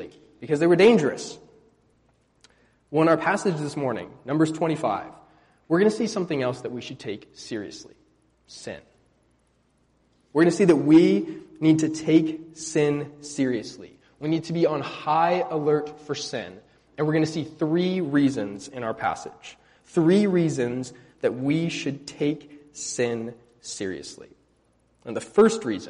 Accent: California, United States; now in Indiana, United States; growing up in California, we had black widows, poisonous spiders

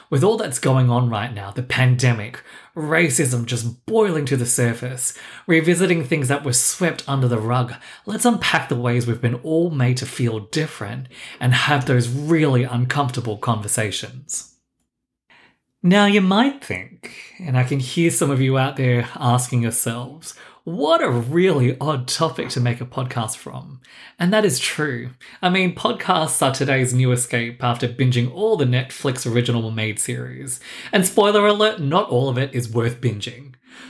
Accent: Melbourne, Victoria, Australia; accent: mixture of Australian, London and New York; also born or lived in London; now in New York, United States; raised in Melbourne, Australia, I matured in London, and now I'm living the glory years in New York. My accent does tend to throw people, and just so we don't get too hung up on it, it's a mixture of everything I just said.

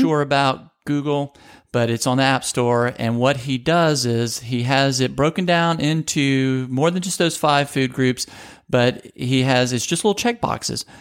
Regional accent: Louisiana, United States; I grew up in Louisiana

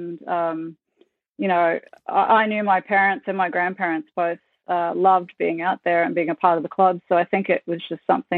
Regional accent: Ayr, Queensland, Australia; Growing up in Ayr, it's a small farming town, sugarcane town, and second major crop there is mangoes. So, my family weren't farmers

